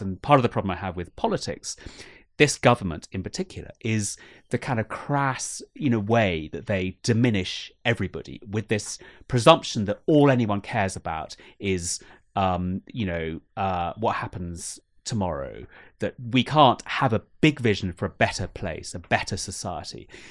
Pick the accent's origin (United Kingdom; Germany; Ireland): United Kingdom; I've never been more ashamed to be British